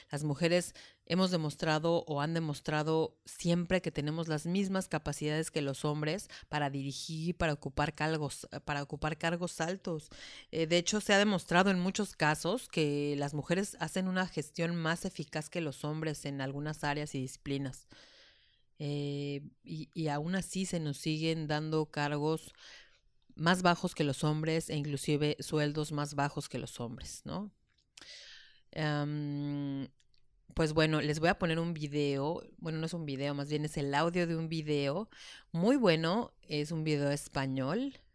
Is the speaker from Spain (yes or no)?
yes; Madrid, Community of Madrid, Spain; born there; Yo nací en Madrid.